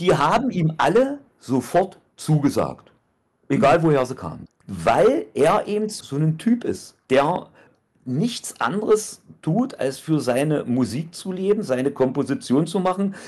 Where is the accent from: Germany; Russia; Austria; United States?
Germany; East Germany; Und ich bin ein Ossi